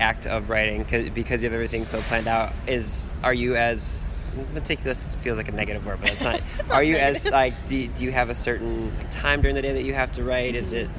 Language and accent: English; Cleveland, Ohio, United States; I'm from Cleveland.